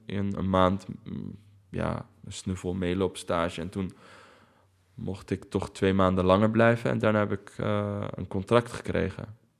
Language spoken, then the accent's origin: Dutch; Netherlands; ik ben hier geboren, ik heb een Nederlands paspoort, maar ik ben toch Arabier